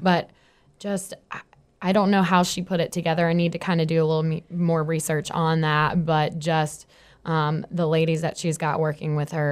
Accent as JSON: {"language": "English", "town": "South Hill", "region": "Virginia", "country": "United States", "said": "I'm from Southern Virginia, a small town called South Hill."}